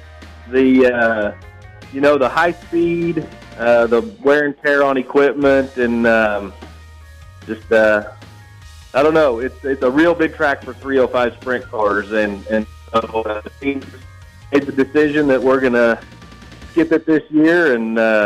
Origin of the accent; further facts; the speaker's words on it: Fairview, Oklahoma, United States; out of Fairview, Oklahoma, in northwest Oklahoma.